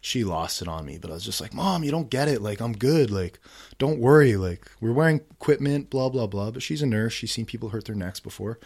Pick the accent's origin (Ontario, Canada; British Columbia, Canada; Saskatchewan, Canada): Ontario, Canada; Ottawa; I grew up here in Ottawa